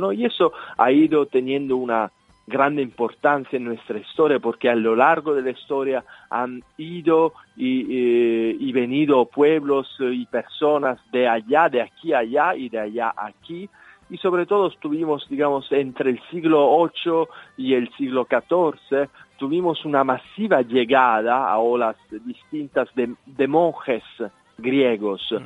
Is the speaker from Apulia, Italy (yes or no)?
yes; Salento, Apulia, Italy; Spanish is a second language; moved away as an adult; also born or lived in Madrid; me salía más fácil hablar en mi dialecto